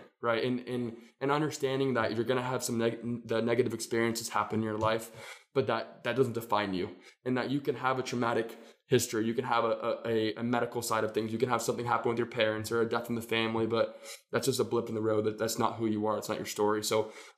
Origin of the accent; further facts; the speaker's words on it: Phoenix, Arizona, United States; moved away as an adult; now in Oregon, United States; I'm from Phoenix, Arizona. Love the desert, but I moved to Oregon, to George Fox for college.